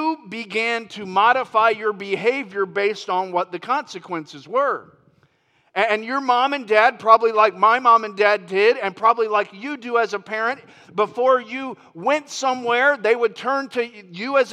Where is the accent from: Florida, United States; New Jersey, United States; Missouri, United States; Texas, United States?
Florida, United States; moved away as an adult; I'm from Florida. And Lori and I, we moved here from Florida about 15 months ago.